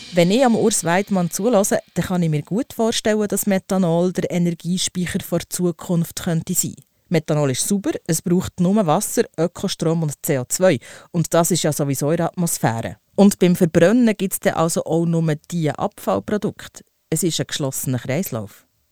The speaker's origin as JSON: {"language": "German", "country": "Switzerland", "said": "bei uns in der Schweiz"}